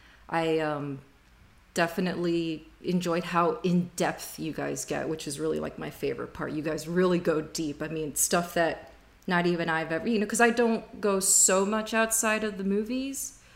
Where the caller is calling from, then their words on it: Miami, Florida, United States; I am based out of Miami, Florida.